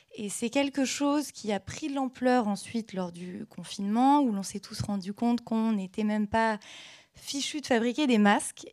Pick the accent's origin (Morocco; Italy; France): France; Caen, Normandy; moved away as an adult; also born or lived in Paris; je suis je, originaire de Caen